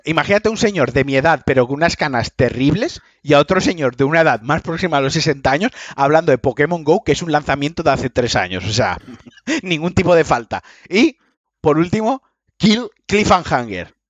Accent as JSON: {"language": "Spanish", "region": "Valencian Community", "country": "Spain", "said": "por mi ascendencia valenciana y por mi origen valenciano, y soy valenciano, los valencianos hablamos como el puto culo"}